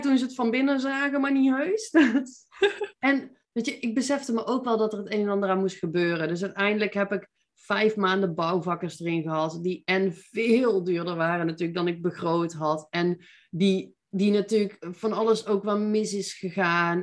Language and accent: Dutch; Veldhoven, North Brabant, Netherlands; moved away as an adult; also born or lived in Eindhoven; now in Nijmegen, Netherlands; Ik ben eh, geboren en getogen in Veldhoven